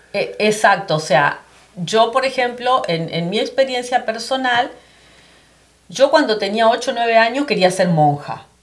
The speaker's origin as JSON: {"language": "Spanish", "country": "Argentina", "also_born_or_lived": "Florida", "moved": "as an adult", "lives_now": "United States", "said": "yo soy argentina, ya va a ser nueve años que emigré aquí"}